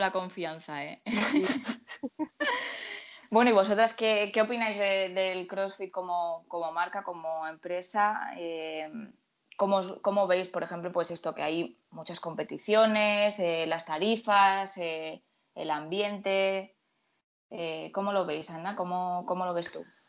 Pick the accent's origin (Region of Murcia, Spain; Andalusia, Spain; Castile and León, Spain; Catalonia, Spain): Region of Murcia, Spain; Murcia; Yo soy de Murcia